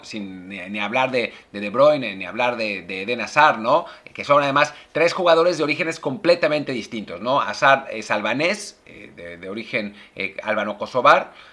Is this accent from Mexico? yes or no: yes; Mexico; para nosotros, para los mexicanos